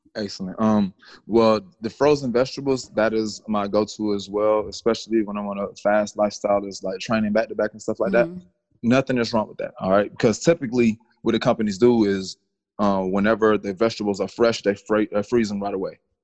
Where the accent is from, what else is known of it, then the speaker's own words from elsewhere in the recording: Atlanta, Georgia, United States; I'm from the south. I'm from Atlanta, Georgia